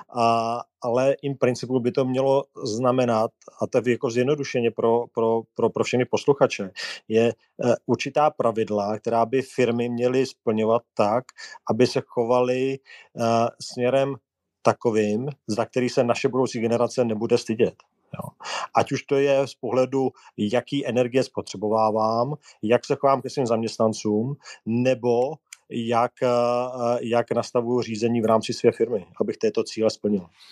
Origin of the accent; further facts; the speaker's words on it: Czechia; jako Češi